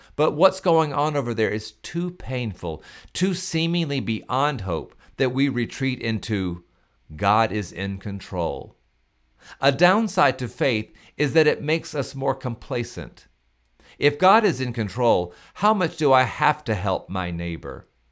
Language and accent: English; Pascagoula, Mississippi, United States; I am from Pascagoula, Mississippi